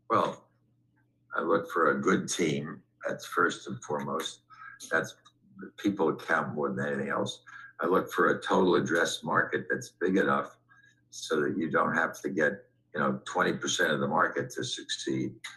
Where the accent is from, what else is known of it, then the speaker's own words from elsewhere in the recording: New York City, New York, United States; I grew up in Manhattan as a kid on the West Side